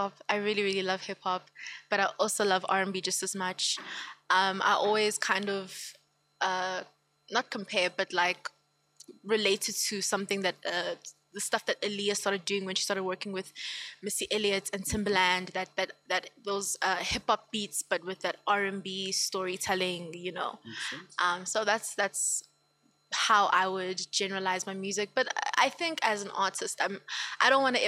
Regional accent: Empangeni, KwaZulu-Natal, South Africa; now in Gauteng, South Africa; I'm from Empangeni, KwaZulu-Natal. Okay. But I live here in Gauteng, obviously, okay, because of work

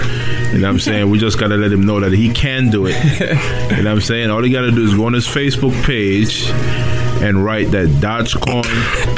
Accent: Jamaica; I'm from Jamaica, right?

